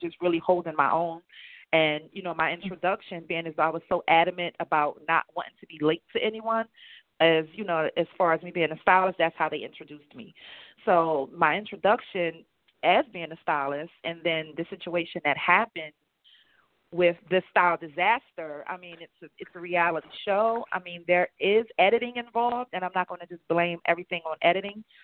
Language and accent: English; Chester, Pennsylvania, United States; also born or lived in Philadelphia / Delaware; I'm from Chester, Pennsylvania. I've lived in Philadelphia and Delaware